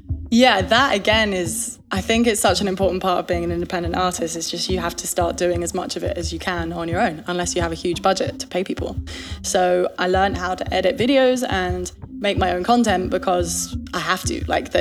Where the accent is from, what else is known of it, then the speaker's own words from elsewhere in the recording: England, United Kingdom; I have to say chances because I'm English